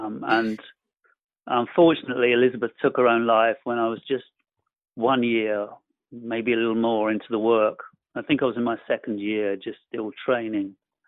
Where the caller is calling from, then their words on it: Bournemouth, South West England, United Kingdom; I'm calling from a town called Bournemouth. It's on the south coast of England in Europe. We're just about still in Europe.